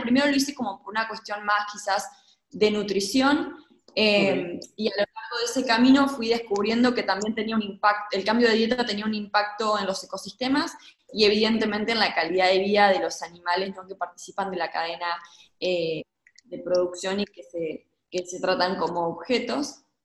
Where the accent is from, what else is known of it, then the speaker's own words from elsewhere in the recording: Gualeguaychú, Entre Ríos, Argentina; moved away as an adult; also born or lived in Mexico; yo nací en Gualeguaychú y crecí y, toda mi vida ha sido en ciudades